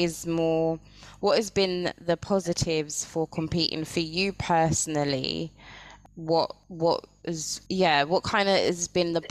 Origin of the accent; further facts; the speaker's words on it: United Kingdom; I'm from the United Kingdom.